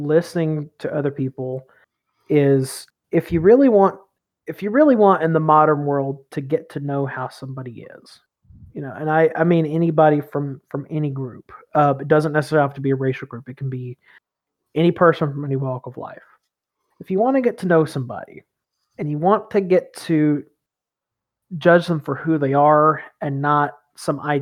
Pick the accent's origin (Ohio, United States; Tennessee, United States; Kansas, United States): Tennessee, United States; East; I grew up in East Tennessee, a part of Tennessee that stayed in the Union during the Civil War